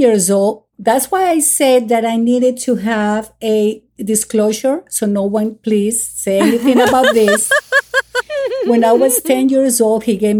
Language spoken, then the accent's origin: English; Miami, Florida, United States; I find myself that I'm more from here than from Colombia. Although I have my roots from Colombia, but I grew up in Miami.